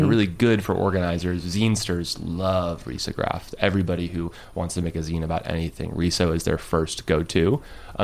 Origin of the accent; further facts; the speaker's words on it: Lindenhurst, New York, United States; growing up in Long Island in a very white town